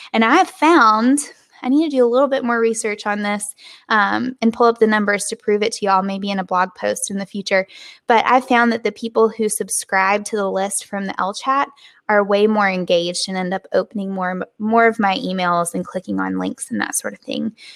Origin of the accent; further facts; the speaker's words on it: the South, United States; accent: Southern; my Southern accent